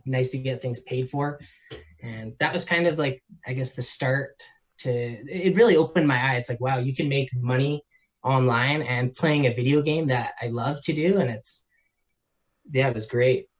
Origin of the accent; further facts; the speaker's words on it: Canada; born and raised in Canada